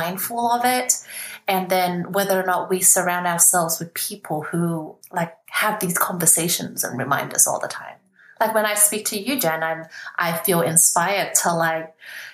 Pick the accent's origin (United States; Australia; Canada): Australia; also born or lived in Vietnam / Hong Kong; I was 8 at the time, and then I grew up in Australia.